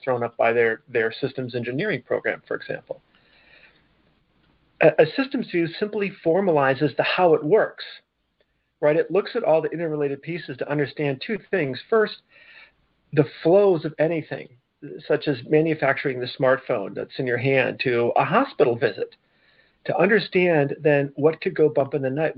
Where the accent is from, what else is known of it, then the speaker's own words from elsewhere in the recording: Michigan, United States; I'm from Michigan